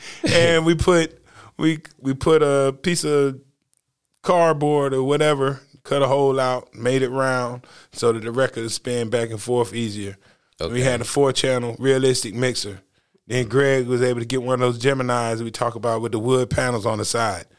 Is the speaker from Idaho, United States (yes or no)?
no; North Carolina, United States; I'm not from the South Bronx. I'm not from New York. I'm from North Carolina.